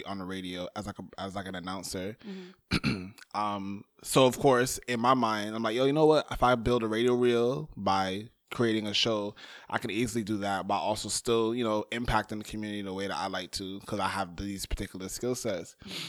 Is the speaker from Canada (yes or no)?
no; Barbados; now in Brooklyn, United States; I'm Barbadian. I wear that proudly on my chest consistently.